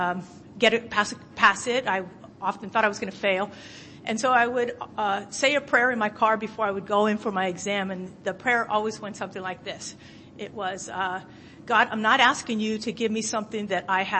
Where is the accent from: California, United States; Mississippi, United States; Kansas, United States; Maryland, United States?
California, United States; San Francisco; now in Oakland, United States; I was born and raised in San Francisco, California, but I actually live in Oakland, California now.